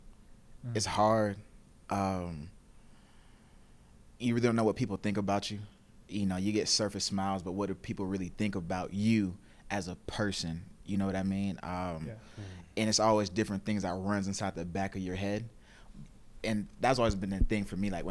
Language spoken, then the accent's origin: English; Stone Mountain, Georgia, United States; also born or lived in Gwinnett County, Georgia; I grew up in Stone Mountain on Memorial Drive, went to elementary school out there. My parents, the area where we stayed in wasn't like the best of areas. So my parents, we moved out to Gwinnett County at the time